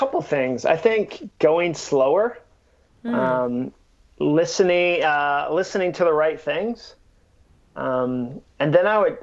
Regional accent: New England, United States; now in Nashville, United States; I grew up in New England and grew up doing it

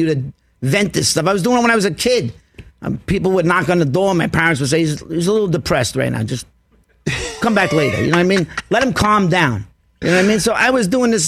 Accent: New York City, New York, United States; I'm from Queens.

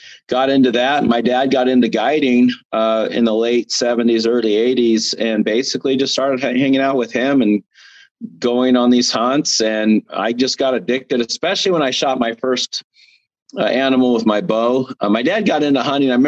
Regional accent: Arizona, United States; I'm originally from Arizona

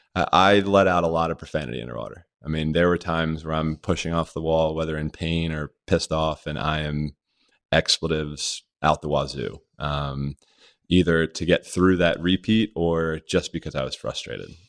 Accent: Rodgers Forge, Maryland, United States; growing up in Maryland, uh, my mom put Myself and my sisters all in the water

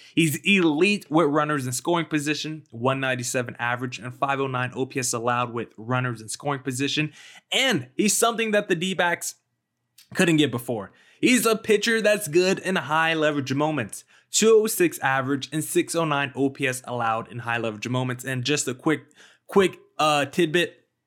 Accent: Arizona, United States; Arizona," basically my hometown state

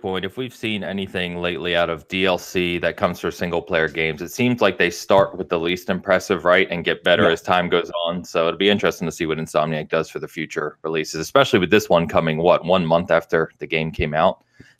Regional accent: United Kingdom; Well, I'm British, like, and I think blue.

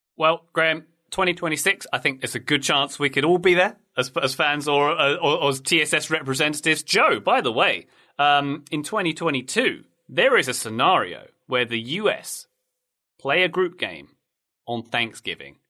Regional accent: England, United Kingdom; born or raised there

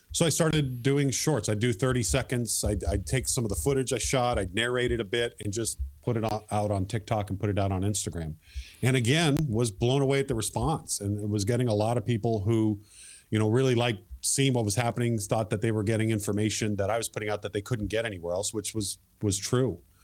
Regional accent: Marysville, Washington, United States; growing up in Marysville

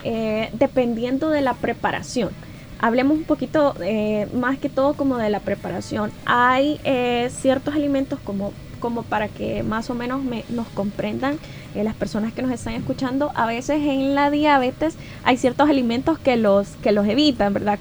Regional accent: El Salvador

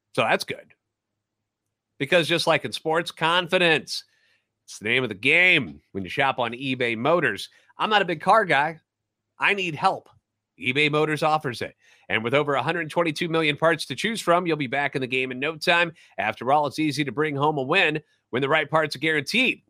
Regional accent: St. Louis, Missouri, United States; Born and raised in the Loop and a lifetime Cardinals fan

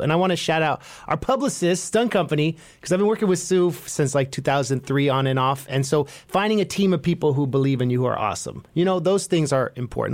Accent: Bay Area, California, United States; being from the Bay

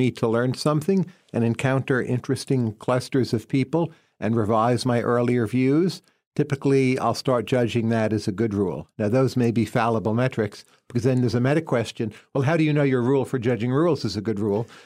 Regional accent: New Jersey, United States; so New Jersey is an important exporter of people, but keep in mind that also means there's demand for those people. So you grow up in population density, so you learn a lot from other people

